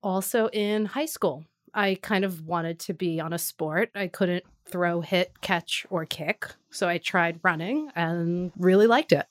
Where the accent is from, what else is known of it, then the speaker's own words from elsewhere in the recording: New York City, New York, United States; Born and raised in Staten Island, New York.